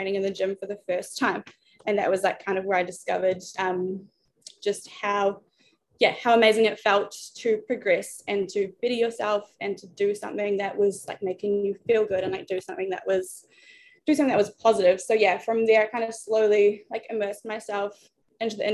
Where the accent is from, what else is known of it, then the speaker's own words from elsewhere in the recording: New Zealand; moved away as an adult; now in Australia; I was born in New Zealand